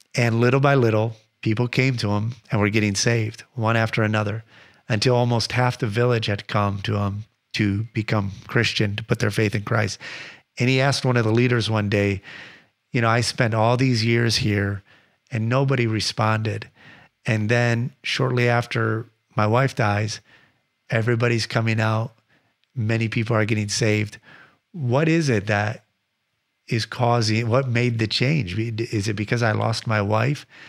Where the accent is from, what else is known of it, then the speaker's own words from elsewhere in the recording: Michigan, United States; I grew up in Michigan